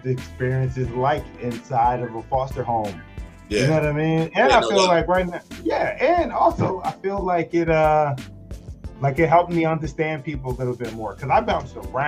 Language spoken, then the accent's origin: English; Philadelphia, Pennsylvania, United States; I'm originally from Philadelphia. I grew up there, but I lived all around Philly